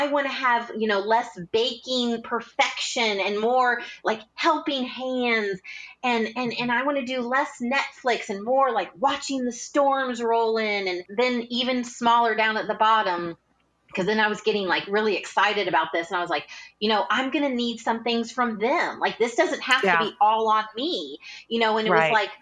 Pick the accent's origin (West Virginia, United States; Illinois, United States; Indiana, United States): Indiana, United States; I grew up in Indiana